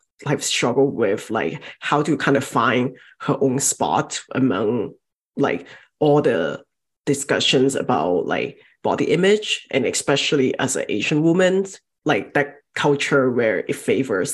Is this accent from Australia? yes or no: no; southern China, China; moved away; Growing up, I'm from Southern China, and especially from that part of China